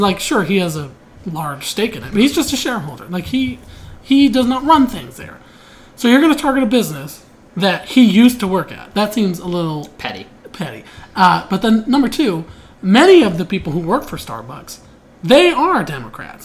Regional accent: Pittsburgh, Pennsylvania, United States; I'm from Pittsburgh

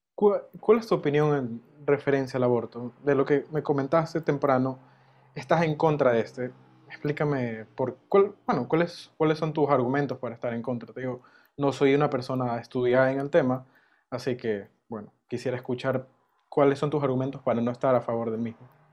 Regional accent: Ecuador; Si te digo como ecuatoriano

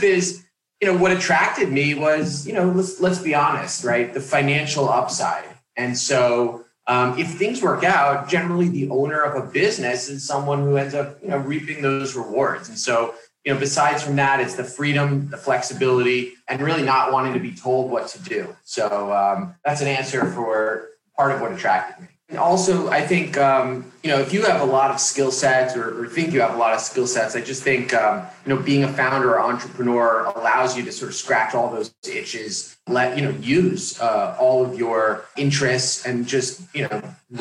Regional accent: New York, United States; my background growing up in New York

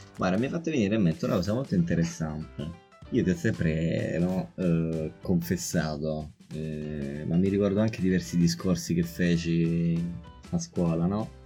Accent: Rome, Lazio, Italy; io e te che siamo nati e cresciuti a Roma

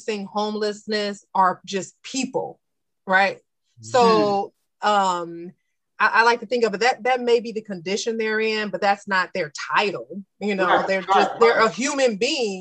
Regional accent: Chicago, Illinois, United States; we're from Chicago

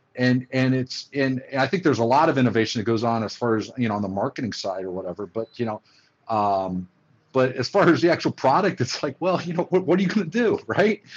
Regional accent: Oxford, Ohio, United States; moved away as an adult; also born or lived in Cincinnati, Ohio; now in Atlanta, United States; I was born in Cincinnati, Ohio. Uh, grew up, uh, spent most of my formative years in um, Oxford, Ohio, which is a small town about uh, 45 minutes or an hour away from uh, Cincinnati

